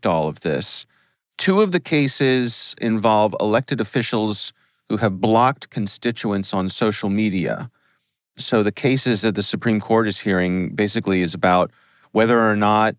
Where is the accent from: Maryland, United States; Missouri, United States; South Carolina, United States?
Maryland, United States; Columbia; my hometown, Columbia, Maryland